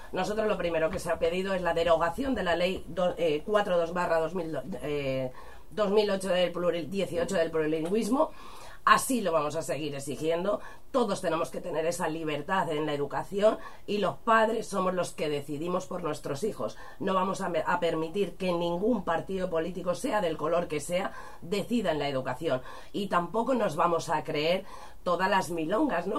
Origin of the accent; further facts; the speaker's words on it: Spain; nuestro país, a nuestras lenguas, a nuestras tradiciones